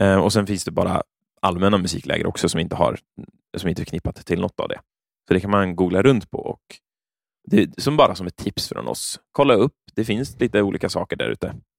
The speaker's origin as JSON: {"language": "Swedish", "town": "Örebro", "region": "Örebro County", "country": "Sweden", "tie": "born or raised there", "said": "när jag växte upp så i Örebro"}